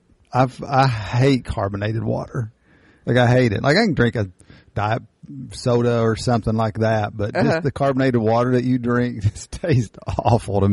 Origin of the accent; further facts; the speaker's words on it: Eastern Kentucky, United States; we are from Eastern Kentucky